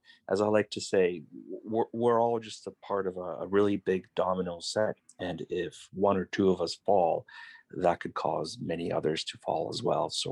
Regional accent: Victoria, British Columbia, Canada; I grew up in VicWest, which is really close to downtown

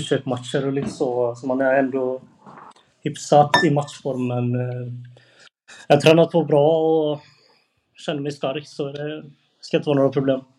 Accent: Annelund, Västra Götaland, Sweden; jag är från Annelund

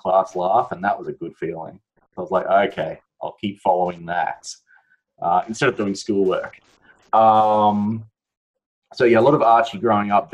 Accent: Brisbane, Queensland, Australia; me growing up, especially in Brisbane

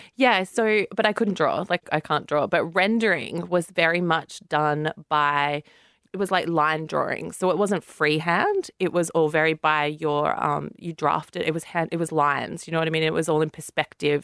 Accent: Central Coast, New South Wales, Australia; I'm from the Central Coast, so that's about two hours from Sydney

